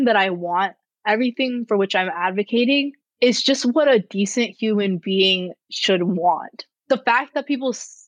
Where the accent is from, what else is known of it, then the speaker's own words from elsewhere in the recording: Rochester, United States; my hometown in Rochester